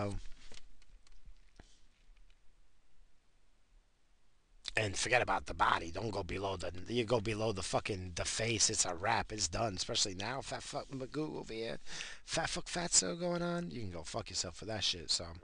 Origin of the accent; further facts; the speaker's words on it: United States; I'm fucking American